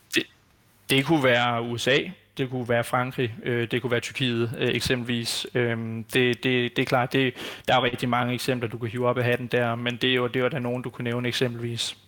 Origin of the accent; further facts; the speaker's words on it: Denmark; som danskere og som, øh, hvad skal man sige, borgere i det her samfund